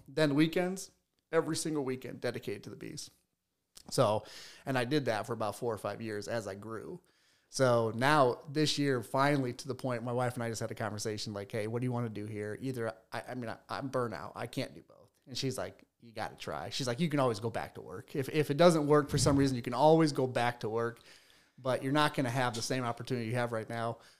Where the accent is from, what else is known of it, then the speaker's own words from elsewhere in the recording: Fort Wayne, Indiana, United States; I'm from Fort Wayne, right? So I went to a high school much, much bigger than Leo.